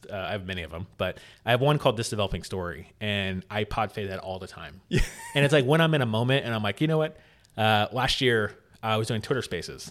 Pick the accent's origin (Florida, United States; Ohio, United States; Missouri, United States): Florida, United States; St. Petersburg; in my hometown actually in st pete